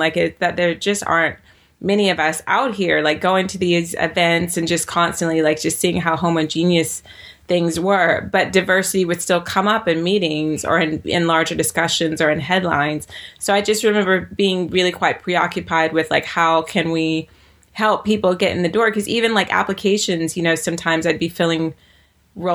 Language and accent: English; the South, United States; I grew up in the South where, you know, I grew up in America where particularly Black Americans, the slang we used differed according to what part of America you grew up